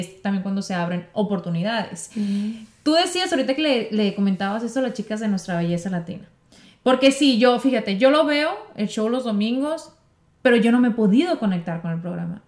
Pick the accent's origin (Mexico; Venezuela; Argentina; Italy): Mexico; yo amo mi, mi México, mi tierra